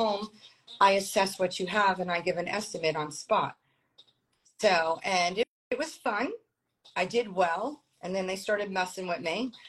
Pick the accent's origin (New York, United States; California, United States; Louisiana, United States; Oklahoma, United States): New York, United States; Long Island; moved away as an adult; also born or lived in Brooklyn, New York; now in Florida, United States; born in Brooklyn, raised in Long Island